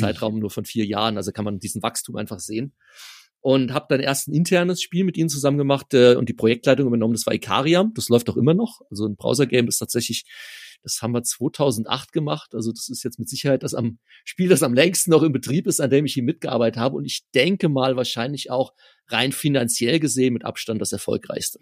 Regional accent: near Frankfurt, Hesse, Germany; ich komme aus der Nähe von Frankfurt

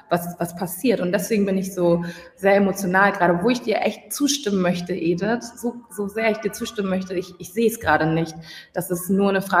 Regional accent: Hamburg, Germany; moved away; Ich, ich bin ursprünglich aus Hamburg, bin momentan nicht in Hamburg

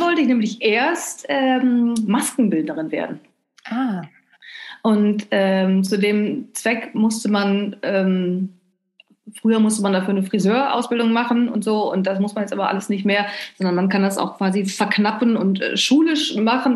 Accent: North Rhine-Westphalia, Germany; now in Cologne, Germany; Ich äh, komme gebürtig aus Ostwestfalen, was so ziemlich das Gegenteil ist von, äh, vom oh, Rheinland

